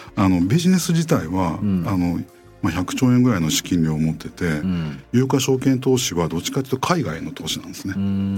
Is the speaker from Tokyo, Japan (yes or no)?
no; Aichi, Japan; moved away as an adult; also born or lived in Kyoto; 僕は愛知県の出身なんですけども